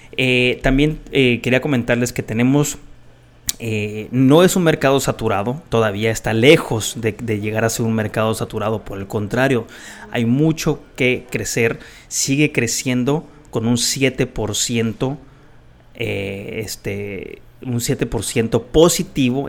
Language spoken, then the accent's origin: Spanish; Guadalajara, Jalisco, Mexico; moved away; yo nací en Guadalajara y tengo mucho, mucho, mucho aprecio por la gente en Guadalajara. Tengo mucha familia ahí